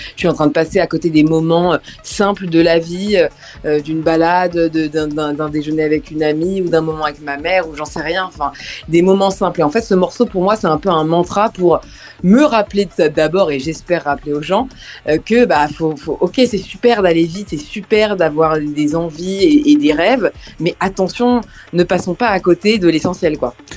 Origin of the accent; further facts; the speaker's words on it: France; Je suis française